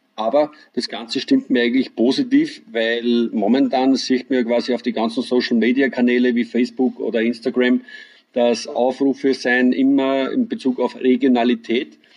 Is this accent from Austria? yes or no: yes; Deutschkreuz, Burgenland, Austria; Ich komme aus dem schönen Mittelburgenland, äh, genauer gesagt aus dem schönen Weinort Deutschkreuz